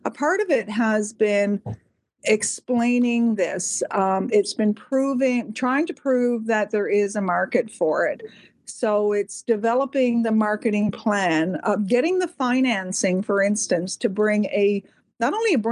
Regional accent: Canada; your Canadian neighbors

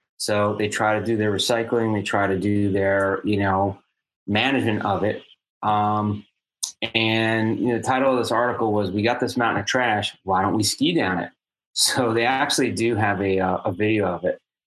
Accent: United States; growing up in New York, New Jersey, you know, Arthur Kill.

